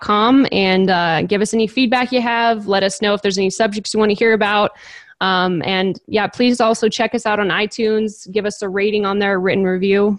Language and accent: English; California, United States; since I'm from California